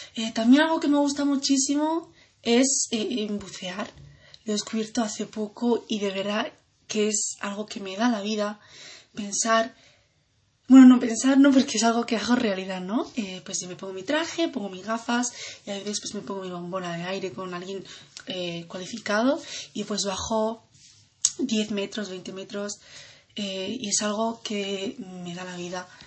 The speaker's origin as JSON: {"language": "Spanish", "town": "Granada", "region": "Andalusia", "country": "Spain", "tie": "born or raised there", "said": "nací aquí en Granada"}